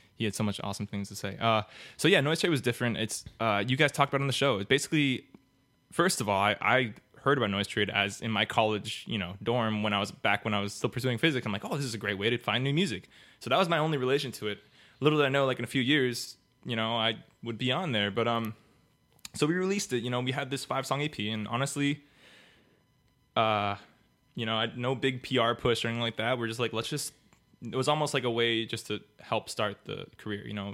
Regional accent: Miami, Florida, United States; I was born and raised in Miami

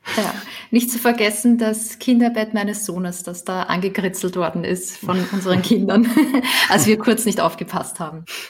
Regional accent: Austria; moved away as an adult; now in Germany; kleine Wohnung in Österreich äh, gekauft, in meiner Heimatstadt

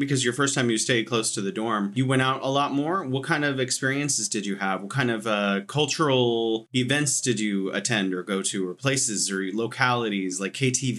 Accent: United States; I'm thinking, as an American person

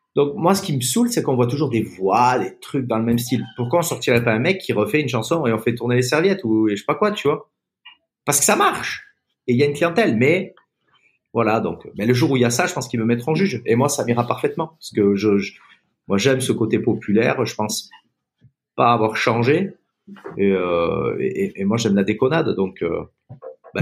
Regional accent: Basque Country, Nouvelle-Aquitaine, France; also born or lived in Toulouse; je suis né à Toulouse, j'ai émigré tout bébé au Pays Basque, où mes hum. parents venaient très souvent en vacances, et finalement ils m'ont emmené tout petit

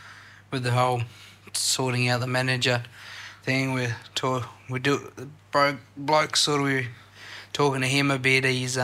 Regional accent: Australia

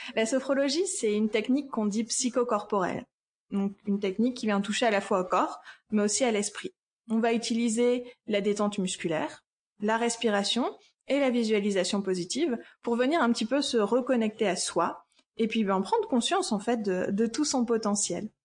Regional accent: Lille, Hauts-de-France, France; je viens de Lille

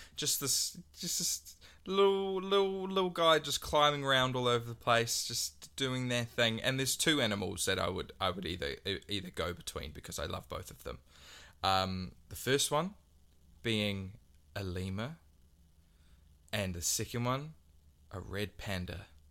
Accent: Waikato, New Zealand; growing up in the Waikato

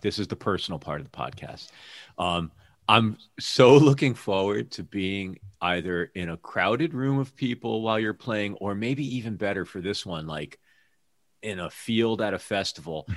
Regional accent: Hamden, Connecticut, United States; moved away as an adult; also born or lived in New York; now in Seattle area, United States; my hometown, Hamden, Connecticut.

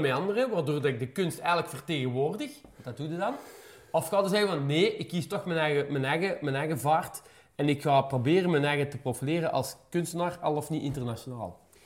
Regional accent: Meer, Flanders, Belgium; ik ben dan zelf van Meer afkomstig

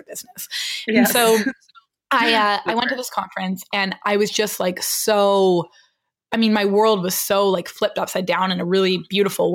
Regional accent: British Columbia, Canada; moved away as an adult; also born or lived in Vancouver, Canada; now in New York, United States; I'm like a BC girl. I was born and raised in the middle of British Columbia.

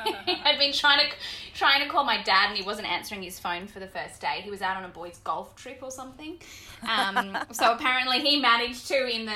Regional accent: Bundaberg, Queensland, Australia; moved away as an adult; I grew up in Bundaberg, country town in, mm-hmm, north, up north

